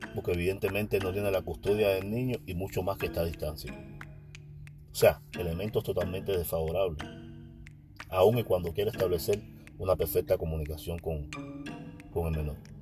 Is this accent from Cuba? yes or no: yes; Cuba; yo solo soy un cubano que conversa